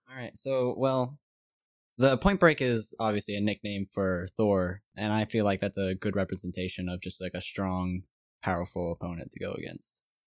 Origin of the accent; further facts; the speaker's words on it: South Carolina, United States; I'm from South Carolina.